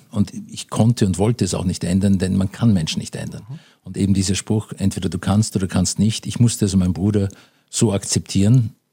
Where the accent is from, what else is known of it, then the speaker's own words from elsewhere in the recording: Vienna, Austria; natürlich bin ich in Wien groß geworden.